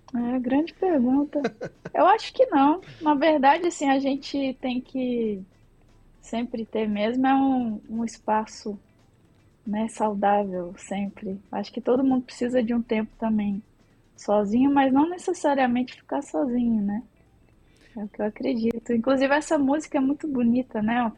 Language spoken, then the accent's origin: Portuguese; Minas Gerais, Brazil; moved away as an adult; now in São Paulo, Brazil; eu sou mineira, moro aqui desde 2004